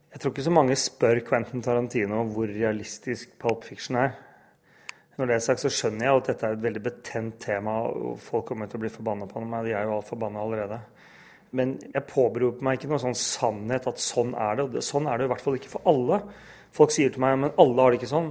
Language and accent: Norwegian; Norway; jeg er helt norsk, men jeg har en pakistansk far